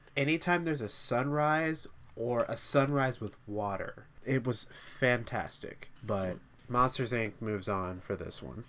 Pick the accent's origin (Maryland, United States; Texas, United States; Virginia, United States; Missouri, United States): Texas, United States; three of us grew up in Texas.